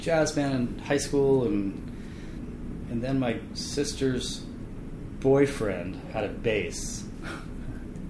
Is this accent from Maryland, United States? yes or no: yes; Bethesda, Maryland, United States; also born or lived in Washington, D.C.; now in Seattle, United States; I grew up in Bethesda, Maryland, and had a sister and parents